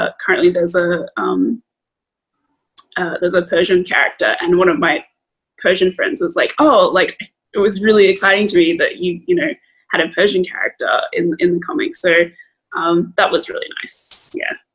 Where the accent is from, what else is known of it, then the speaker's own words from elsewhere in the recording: Australia; growing up in Australia